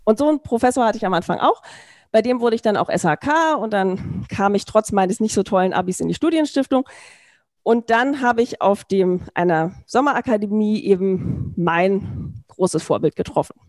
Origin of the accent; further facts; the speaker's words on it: Berlin, Germany; Ich komme aus Berlin